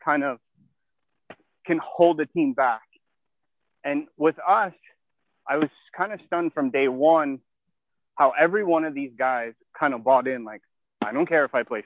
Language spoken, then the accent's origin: English; United States; I'm originally from New York, New Jersey